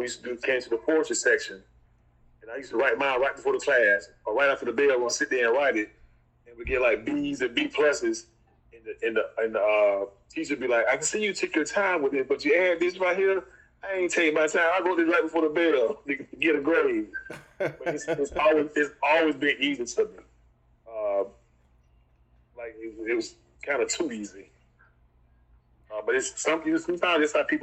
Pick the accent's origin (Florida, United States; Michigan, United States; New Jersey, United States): Florida, United States; Lake Hamilton; moved away as an adult; also born or lived in Haines City, Florida; now in Tallahassee, United States; I went to Haines City, but I'm from Lake Hamilton